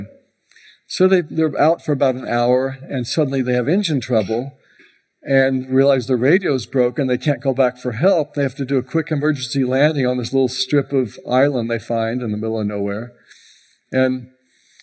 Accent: Houston, Texas, United States; now in Tampa, United States; I grew up in Houston

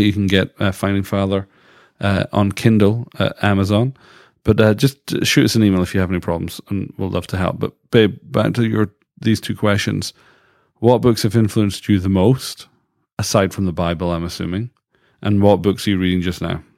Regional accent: United Kingdom; moved away as an adult; now in Canada; as a British person, we never had Thanksgiving. So when I moved to Canada first

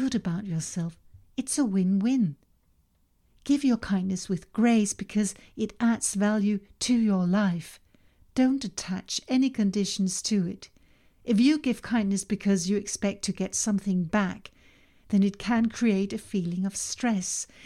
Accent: Denmark; first language Danish; English is a second language; Danish, my native language

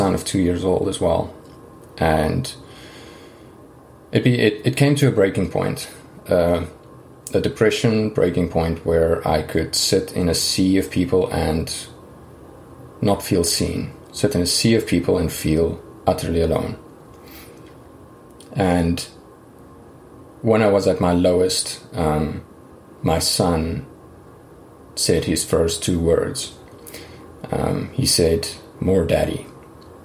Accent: South Africa; moved away as an adult; So I grew up in South Africa, and I spent most of my life there. I think I left when I was about 29 or 30

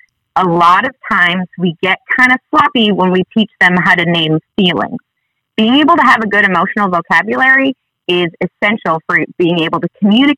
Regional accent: Sheboygan, Wisconsin, United States; now in North Little Rock, United States; I come from Sheboygan, Wisconsin, originally, but I live here with my family now.

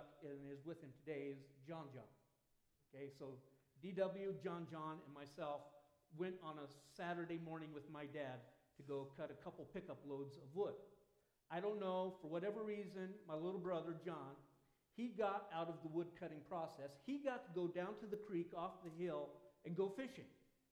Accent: Southern Oregon, United States; When I was a kid growing up in Southern Oregon

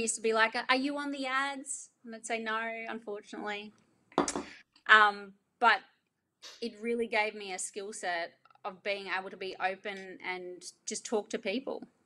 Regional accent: Ingham, Queensland, Australia; also born or lived in Townsville; it's close to my hometown, which is Ingham

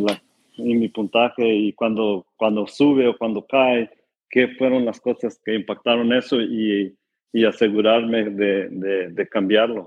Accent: California, United States; tengo 37 años y nací en California

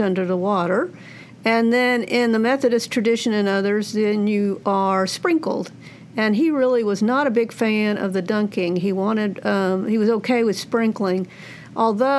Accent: Fort Worth, Texas, United States; I grew up in Fort Worth, Texas

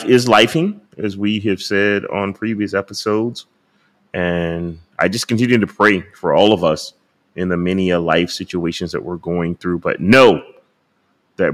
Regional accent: United States; I was from America

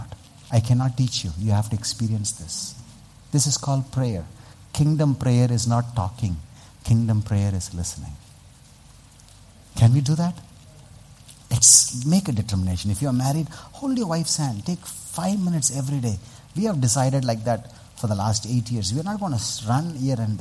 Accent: Vellore, Tamil Nadu, India; I come from Vellore

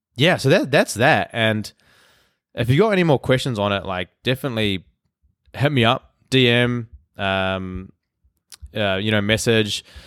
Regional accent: Hamilton, Waikato, New Zealand; moved away as an adult; now in Vancouver, Canada; I'm from Hamilton, New Zealand

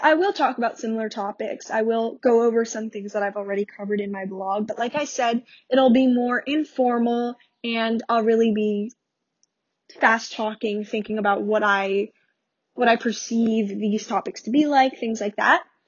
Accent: New York, United States; I'm from New York

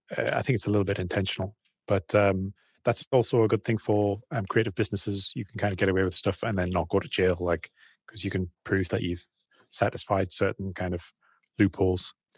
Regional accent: United Kingdom; moved away as an adult; also born or lived in China; we're British guys

